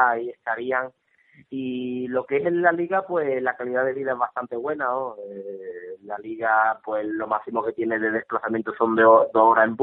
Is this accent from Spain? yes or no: yes; Cádiz, Andalusia, Spain